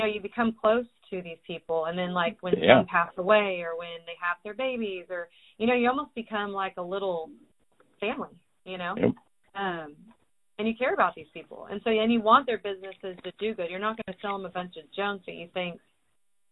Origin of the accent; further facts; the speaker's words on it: California, United States; moved away as an adult; also born or lived in Texas; I moved to Texas because I was originally from California